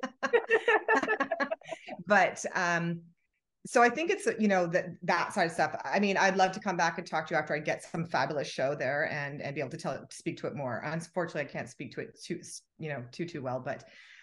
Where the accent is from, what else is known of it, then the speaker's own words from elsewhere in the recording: Canada; to come to the US as a Canadian